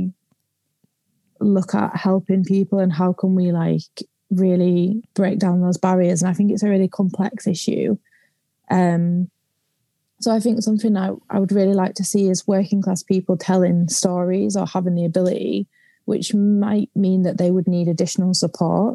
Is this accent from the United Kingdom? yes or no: yes; the north of England, United Kingdom; also born or lived in London